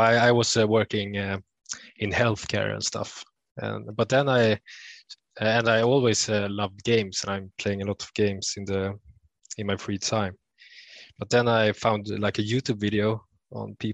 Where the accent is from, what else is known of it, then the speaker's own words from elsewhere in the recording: Sweden; from Sweden